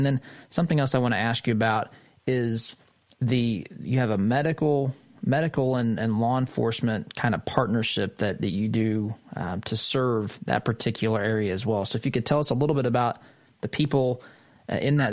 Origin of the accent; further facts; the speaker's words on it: Midwest, United States; my own small town Midwestern community